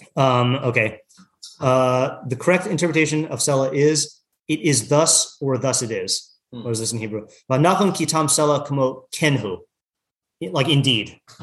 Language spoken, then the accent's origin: English; Yakima, Washington, United States; I grew up in Yakima, Washington.